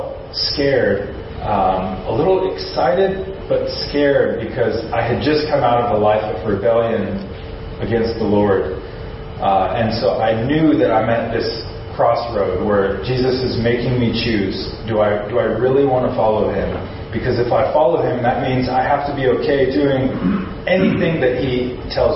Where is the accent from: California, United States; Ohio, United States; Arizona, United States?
California, United States; Simi Valley; moved away as an adult; also born or lived in Long Beach, United States; now in Osaka, Japan; I am from Simi Valley